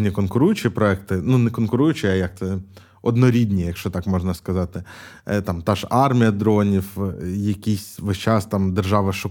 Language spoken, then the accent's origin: Ukrainian; Kyiv, Ukraine; я ж з Києва